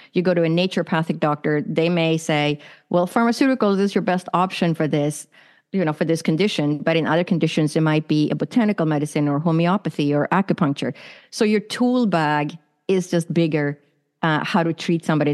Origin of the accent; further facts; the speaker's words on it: Sweden; also born or lived in San Francisco, United States; now in Arizona, United States; I was born and raised in Sweden, which is in Northern Europe